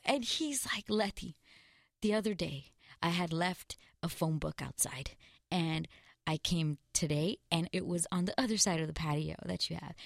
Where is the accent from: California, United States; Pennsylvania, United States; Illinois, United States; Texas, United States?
California, United States; Glendale; I'm from Glendale, California.